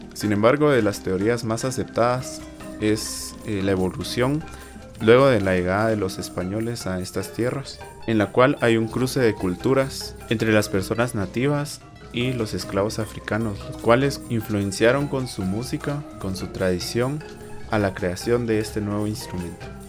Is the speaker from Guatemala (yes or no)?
yes; Guatemala; yo soy marimbista de Marimba Contemporánea de Guatemala, una agrupación que tiene como principal instrumento la marimba